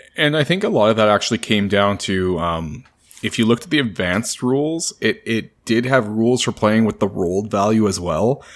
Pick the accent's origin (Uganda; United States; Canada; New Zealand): Canada; I'm Canadian